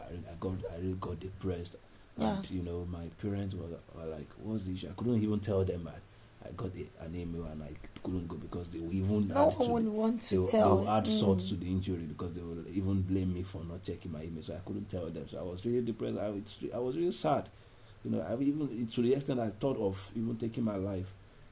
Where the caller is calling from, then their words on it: Ibadan, Oyo, Nigeria; I'm calling from Bodija.